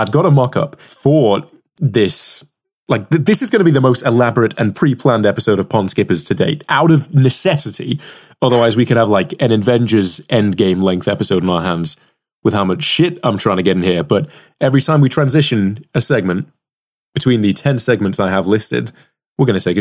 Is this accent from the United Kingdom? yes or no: yes; United Kingdom